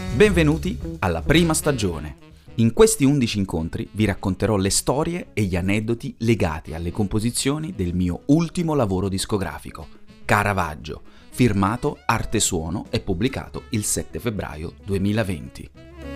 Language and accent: Italian; Italy; now in Belgium; La mia terra d'origine, l'Italia